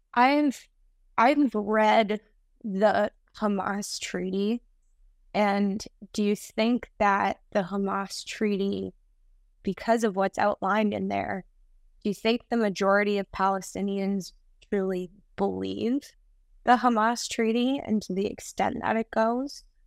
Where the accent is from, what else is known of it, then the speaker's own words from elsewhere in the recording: Canada; I'm from Canada